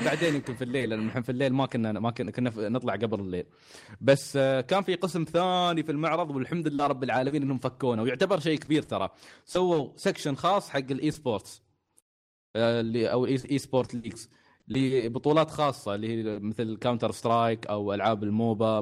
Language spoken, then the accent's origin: Arabic; United Arab Emirates; عندنا في الإمارات